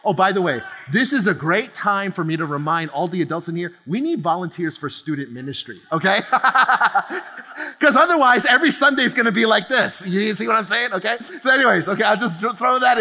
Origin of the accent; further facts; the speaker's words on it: New Jersey, United States; moved away as an adult; now in California, United States; my girls, myself, my wife, we're all born and raised in New Jersey. Okay. On the East Coast